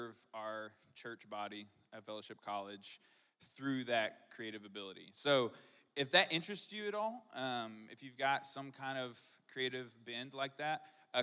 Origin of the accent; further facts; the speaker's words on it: Texarkana, Arkansas, United States; I'm from Texarkana